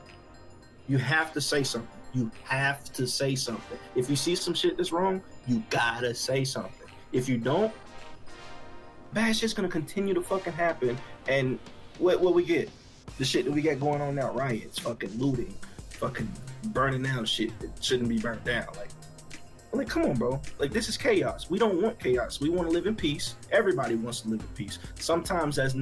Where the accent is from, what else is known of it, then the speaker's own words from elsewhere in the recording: Arkansas, United States; now in Texas, United States; I was in Arkansas. I grew up in Arkansas